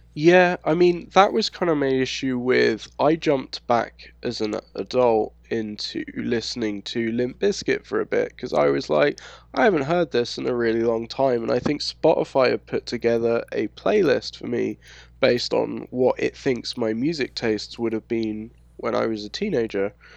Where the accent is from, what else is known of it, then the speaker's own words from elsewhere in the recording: London, United Kingdom; accent: London; moved away as an adult; also born or lived in Scotland; now in United States; growing up in London